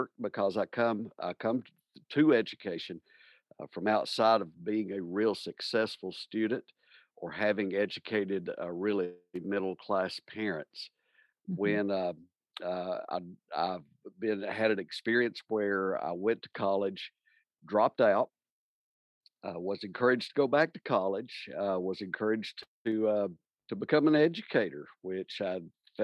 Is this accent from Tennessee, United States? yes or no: yes; Tennessee, United States; Born and raised in Tennessee, I'm originally from close to Middle Tennessee, but grew up in a very rural community